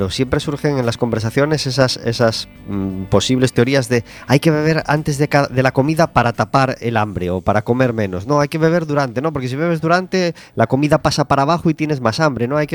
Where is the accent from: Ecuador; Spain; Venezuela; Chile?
Spain; Galicia; así somos los gallegos.